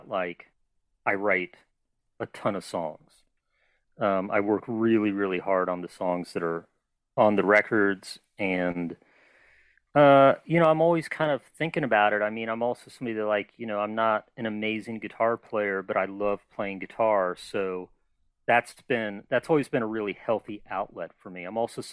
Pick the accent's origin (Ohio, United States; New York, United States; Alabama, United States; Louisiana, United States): Ohio, United States; Cincinnati; also born or lived in Cleveland, Ohio / Columbus, Ohio / Albuquerque, New Mexico / Philadelphia, Pennsylvania; I grew up in Cincinnati and before that, like in a suburb of Cleveland for a little bit, but mostly Cincinnati from like sixth grade through high school